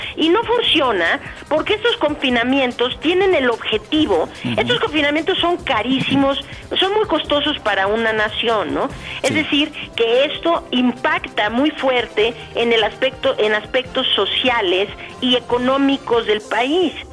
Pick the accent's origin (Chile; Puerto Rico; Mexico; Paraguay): Mexico; Guadalajara, Jalisco; ahí en mi tierra, de hecho, yo también soy tapatía, soy de allá, de Guadalajara